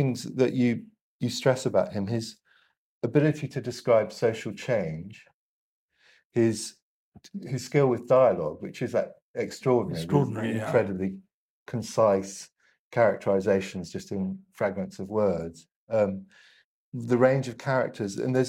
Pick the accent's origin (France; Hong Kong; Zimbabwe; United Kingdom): Hong Kong; also born or lived in Ireland; my mother was Irish, I grew up mainly in Hong Kong, and I rate Powell in the same way that you